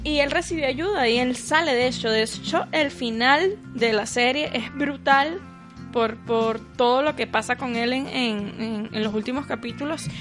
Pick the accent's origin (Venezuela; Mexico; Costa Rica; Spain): Venezuela; nosotros los venezolanos